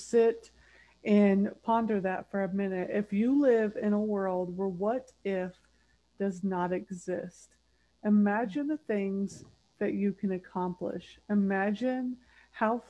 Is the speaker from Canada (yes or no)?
no; United States; I was born and raised here in the United States